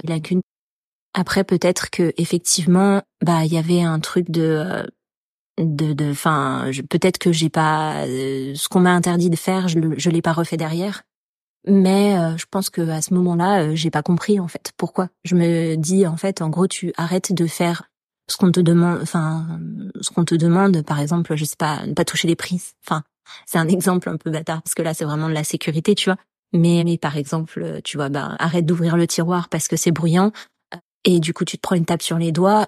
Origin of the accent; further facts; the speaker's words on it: France; en tant que Français